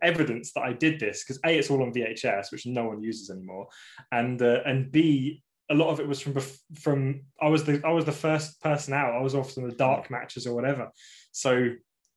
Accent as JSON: {"language": "English", "area": "about 2 hours from Milton Keynes", "region": "England", "country": "United Kingdom", "tie": "born or raised there", "said": "about 2 hours away from where I live"}